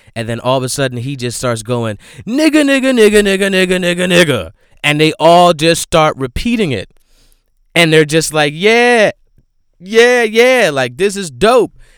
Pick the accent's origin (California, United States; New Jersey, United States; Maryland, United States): New Jersey, United States; Flanders; I'm from Flanders